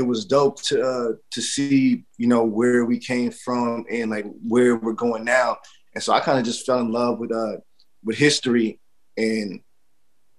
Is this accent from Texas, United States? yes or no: yes; Dallas, Texas, United States; moved away; also born or lived in New York; I'm from Dallas, Texas, out of Triple D